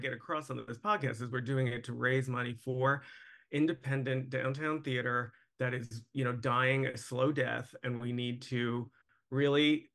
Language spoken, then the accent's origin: English; New York, United States; I lived in New York. I'm from New York.